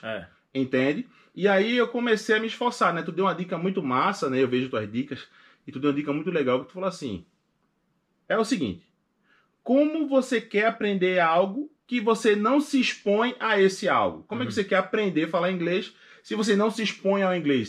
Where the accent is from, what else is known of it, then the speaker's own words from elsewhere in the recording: Recife, Pernambuco, Brazil; moved away as an adult; now in United States; eu sou de Recife e sou favelado.